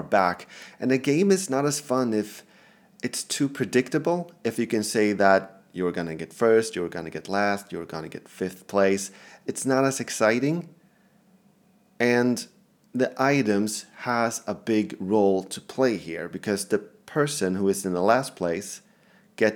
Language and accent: English; Sweden; English is a second language; English is my second language, I'm Swedish